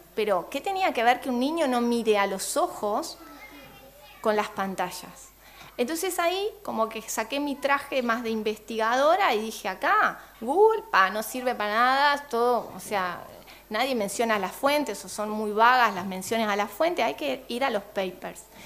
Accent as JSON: {"language": "Spanish", "country": "Argentina", "moved": "as an adult", "lives_now": "Uruguay", "said": "yo soy eh, argentina, licenciada en comunicación social"}